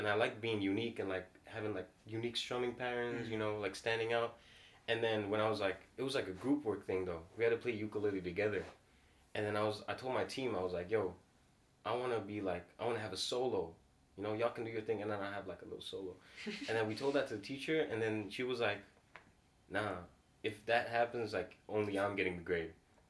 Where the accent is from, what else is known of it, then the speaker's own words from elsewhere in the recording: Singapore; also born or lived in Dubai / New Zealand; Yeah, I'm from Singapore.